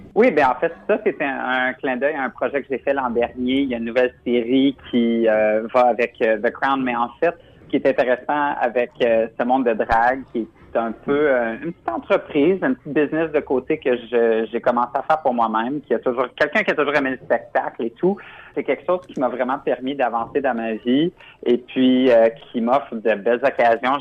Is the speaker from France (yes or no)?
no; Ontario, Canada; also born or lived in Quebec; j'ai toujours vécu en Ontario, mais je suis originaire du Québec